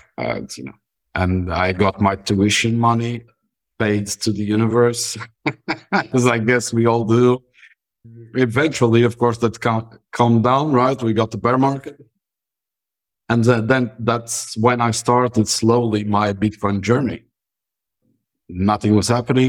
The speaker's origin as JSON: {"language": "English", "region": "Madeira", "country": "Portugal", "tie": "born or raised there", "said": "I'm a Madeiran, born and raised"}